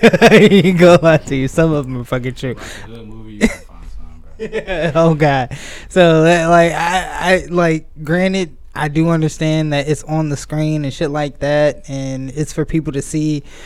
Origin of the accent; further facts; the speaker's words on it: Atlanta, Georgia, United States; I am from Atlanta